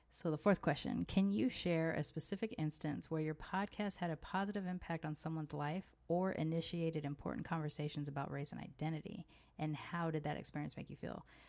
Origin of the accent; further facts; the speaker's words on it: United States; moved away as an adult; now in Mexico; while I was born in America, I don't feel like I move with an American identity